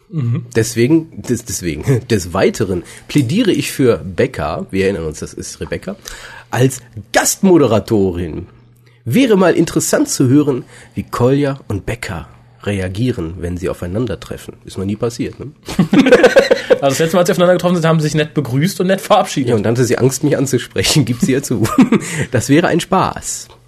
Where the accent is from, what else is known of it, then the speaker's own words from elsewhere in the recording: Cardiff, Wales, United Kingdom; born there; ich bin in Cardiff geboren. Denkt euch den Rest.